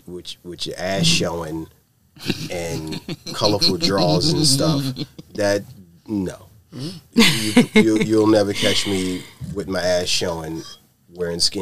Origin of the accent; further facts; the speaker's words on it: New York City, New York, United States; also born or lived in Bedford-Stuyvesant, Brooklyn; I was born in Coney Island